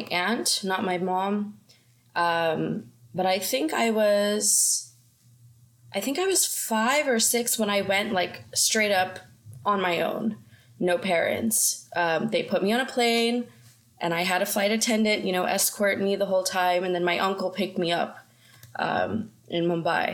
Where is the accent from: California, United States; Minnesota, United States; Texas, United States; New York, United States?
Texas, United States; Austin; moved away as an adult; now in London, United Kingdom; I was born in Austin, Texas. I would say I'm pretty Texan.